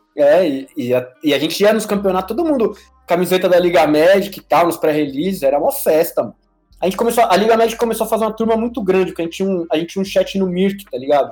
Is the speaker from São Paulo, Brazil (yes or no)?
yes; São Paulo, Brazil; moved away as an adult; now in Panama; Eu Sou de São Paulo, nascido e criado no bairro do Ipiranga